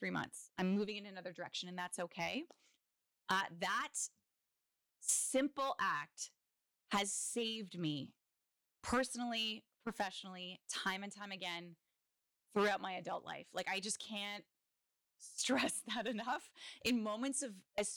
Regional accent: Kingston, Ontario, Canada; I am a full on townie. I was born in Kingston.

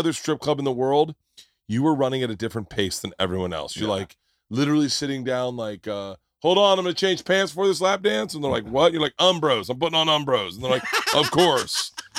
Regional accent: Florida, United States; but I grew up in Florida

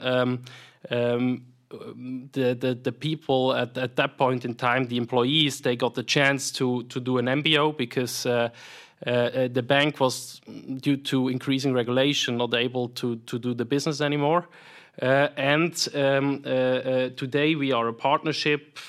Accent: Solothurn, Switzerland; accent: Swiss; also born or lived in Zurich / St. Gallen / United States; as you hear from my accent, I'm, I'm, I'm Swiss, born and raised here in the canton of Solothurn

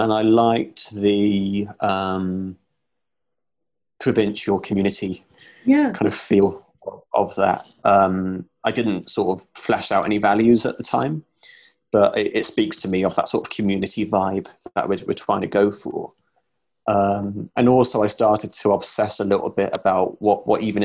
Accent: Gloucester, South West England, United Kingdom; moved away as an adult; now in Bristol, United Kingdom; Growing up in Gloucester, which is another city in the southwest

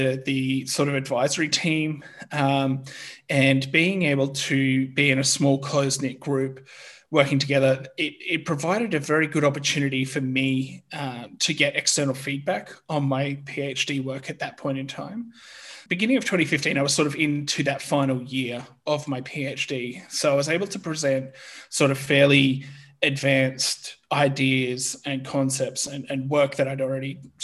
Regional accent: Australia; moved away as an adult; now in Germany; I'm originally from Australia, but I'm now currently living and working in Germany

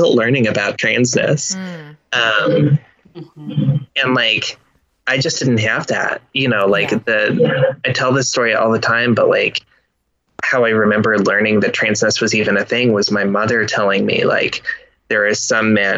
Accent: Midwest, United States; I grew up in the Midwest, in a college town

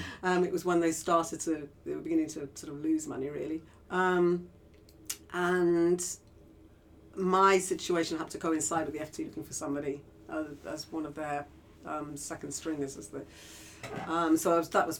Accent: Liverpool, North West England, United Kingdom; I grew up in Liverpool

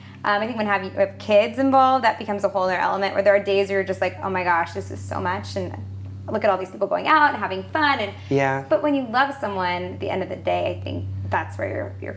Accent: Lawrence, Kansas, United States; moved away as an adult; also born or lived in Alabama / North Carolina; my dad was a professor. And he moved us to Kansas in Lawrence, home of the Jayhawks, KU.

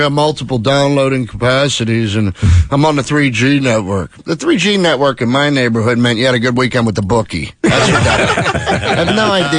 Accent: Pennsylvania, United States; accent: Pennsylvania; moved away; You can tell Pennsylvania no matter where you're at. I'm Pittsburgh, Philly, anywhere in between. We have that accent.

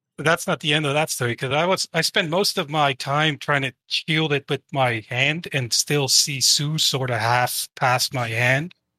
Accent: Netherlands; I'm from the Netherlands

